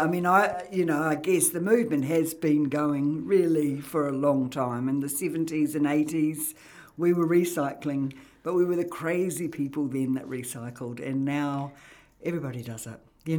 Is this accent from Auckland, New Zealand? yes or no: yes; Auckland, New Zealand; I mean, I came from Auckland, so in Auckland, you know your neighbour, but you don't know anything about them, put it that way.